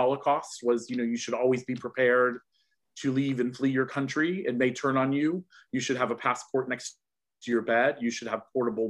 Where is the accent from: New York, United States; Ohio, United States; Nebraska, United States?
Ohio, United States; Cincinnati; moved away as an adult; now in United Kingdom; I was born in Cincinnati, Ohio. I'm originally American. I'm now also British